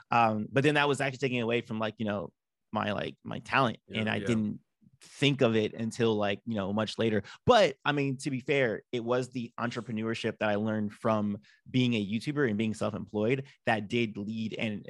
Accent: Los Angeles, California, United States; Los Angeles, California, born and raised

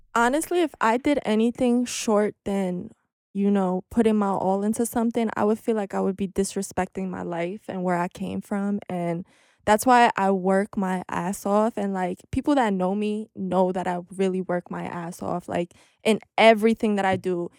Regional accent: New York City, New York, United States; but if you're from Ridgewood, you definitely know what Fresh Pond is, and I grew up on Fresh Pond

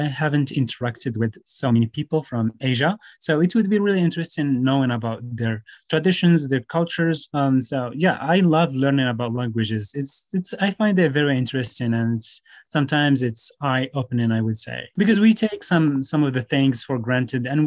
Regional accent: Morocco; first language Tamazight and Moroccan Arabic; English is a second language; I grew up in an Amazigh culture, but also the Moroccan Arabic is here in my hometown

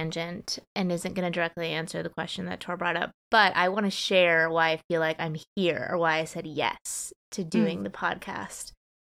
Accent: United States; I'm an Asian American woman.

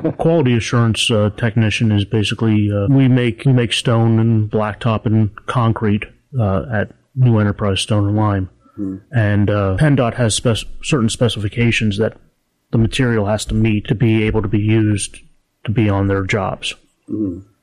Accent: Harrisburg, Pennsylvania, United States; I'm actually from Harrisburg

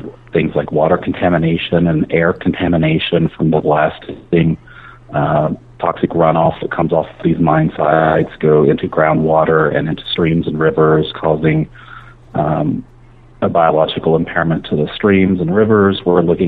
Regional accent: Boone County, West Virginia, United States; I grew up in Boone County, West Virginia

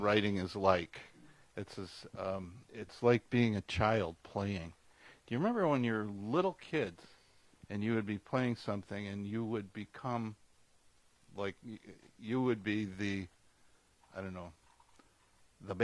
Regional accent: Tonawanda, New York, United States; Tonawanda, New York, which is about halfway between Buffalo and Niagara Falls on the Niagara River.

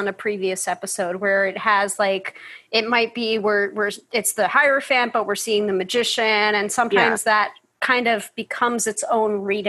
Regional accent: New York, United States; the New Yorker.

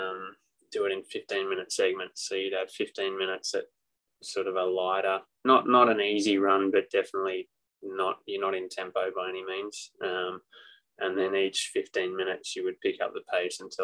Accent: Australia; now in United States; I'm Aussie through and through.

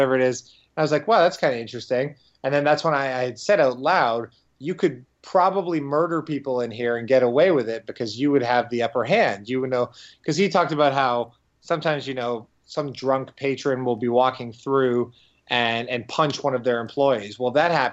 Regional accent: Windsor, Ontario, Canada; my hometown of Windsor

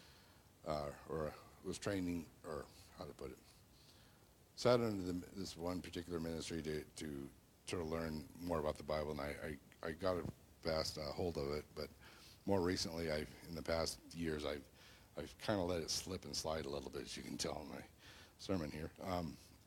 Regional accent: Bellingham, Washington, United States; also born or lived in Seattle; I grew up in the Bellingham area, Whatcom County

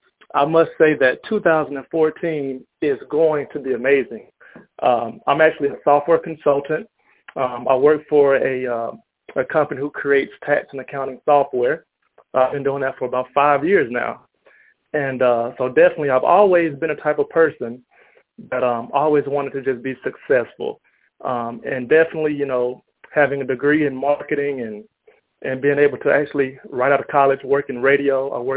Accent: Atlanta, Georgia, United States; also born or lived in Auburn, Alabama; now in Dallas, United States; I'm actually from Atlanta. I'm currently living in Dallas, Texas.

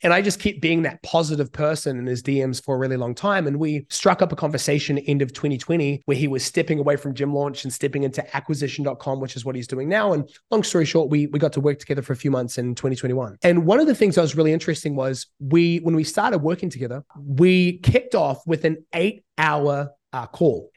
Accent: New Zealand; moved away as an adult; now in Bali, Indonesia; I grew up in New Zealand

